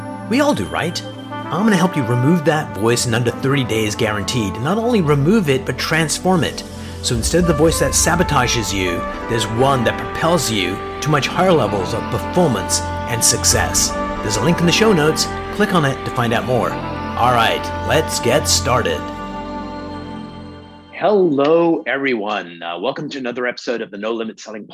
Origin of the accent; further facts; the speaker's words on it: United Kingdom; now in Canada; I was a little kid in the UK